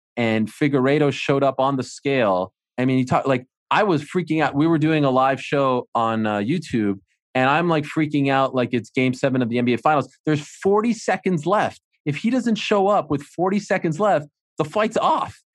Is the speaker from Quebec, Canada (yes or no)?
yes; Montreal, Quebec, Canada; I'm from Montreal.